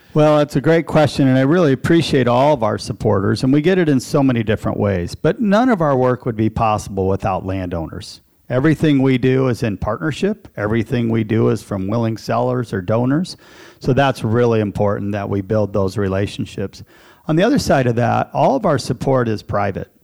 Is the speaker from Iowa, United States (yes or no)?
yes; Eagle Grove, Iowa, United States; I'm a lifelong Iowan. I grew up in Eagle Grove, Iowa, central Iowa.